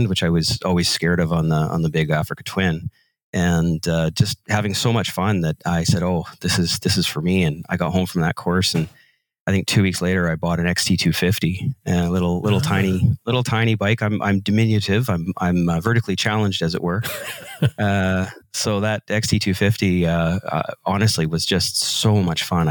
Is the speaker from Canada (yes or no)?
yes; North Vancouver, British Columbia, Canada; I'm from North Vancouver, British Columbia, Canada